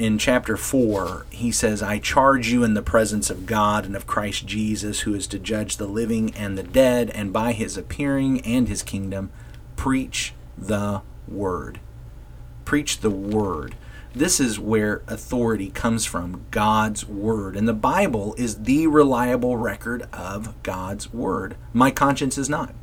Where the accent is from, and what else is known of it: United States